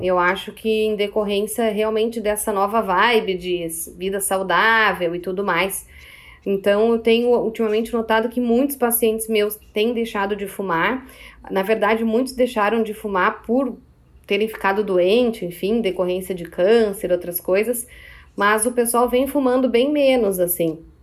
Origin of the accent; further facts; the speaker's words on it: Porto Alegre, Rio Grande do Sul, Brazil; also born or lived in Caxias do Sul; Eu trabalho em Caxias do Sul, mas eu sou de Porto Alegre